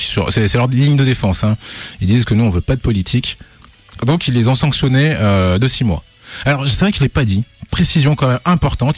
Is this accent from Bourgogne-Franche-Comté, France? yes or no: no; Lyon, Auvergne-Rhône-Alpes, France; on est lyonnais.